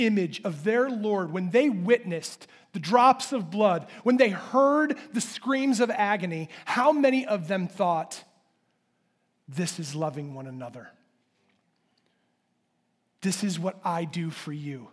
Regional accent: United States; I'm an American

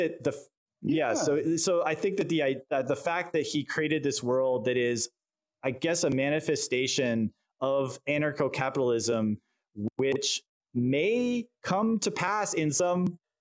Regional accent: Canada; I'm Canadian

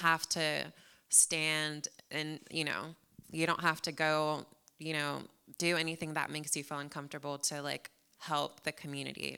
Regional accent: San Antonio, Texas, United States; also born or lived in New Jersey / Corpus Christi; now in Houston, United States; I was born in New Jersey, but I, I wasn't there for long. I was actually raised in San Antonio, so definitely a Texan.

